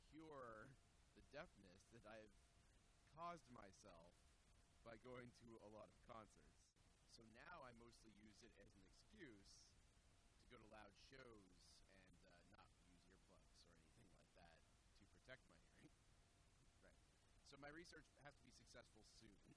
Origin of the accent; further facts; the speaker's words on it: Billerica, Massachusetts, United States; I grew up in a town called Billerica, Massachusetts, which is uh, northwest of Boston. It's a pretty large town in area and, and in population, but there's nothing there